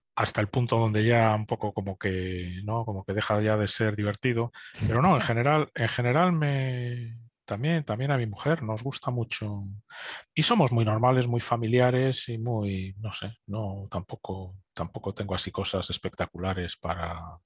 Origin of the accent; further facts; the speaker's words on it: Spain; moved away as an adult; also born or lived in Munich, Germany; now in United Kingdom; como españoles